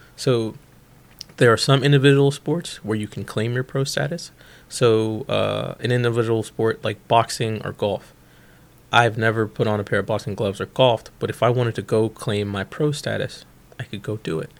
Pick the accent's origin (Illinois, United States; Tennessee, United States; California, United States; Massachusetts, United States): Illinois, United States; Bolingbrook; Bolingbrook, Illinois, um, which is a western suburb of Chicago